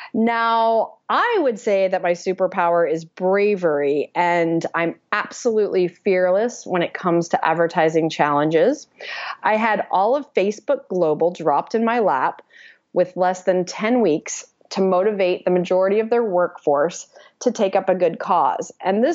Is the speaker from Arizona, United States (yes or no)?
no; Atlanta, Georgia, United States; moved away as an adult; also born or lived in Delaware / London; now in San Francisco, United States; I grew up in Atlanta, Georgia.